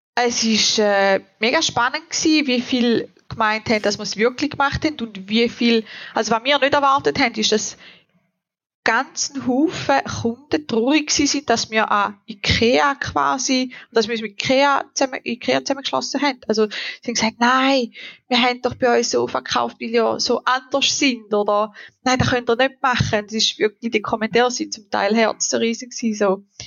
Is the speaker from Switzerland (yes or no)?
yes; Switzerland; bei uns in der Schweiz